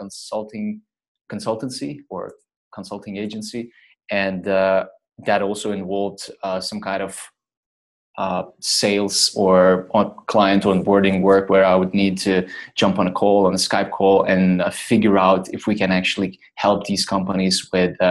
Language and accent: English; Lithuania; moved away as an adult; I would go back home to my home country, to Lithuania, to just visit family and friends